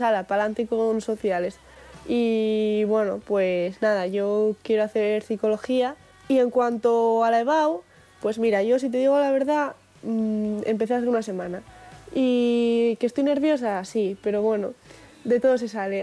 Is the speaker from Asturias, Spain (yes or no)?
yes; Oviedo, Asturias, Spain; soy de Oviedo, estudié en el Aramo